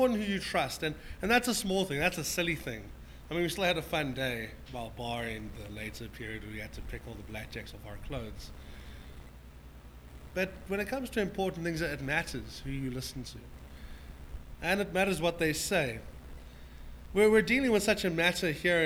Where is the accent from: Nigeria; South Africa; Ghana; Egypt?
South Africa; Johannesburg, Gauteng; we grew up in Mondial, by the way, which is the pearl of South Africa. It's in the south of Joburg